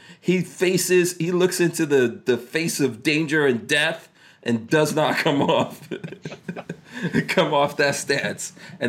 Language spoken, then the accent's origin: English; New York, United States; I'm a New Yorker. I grew up with Trump.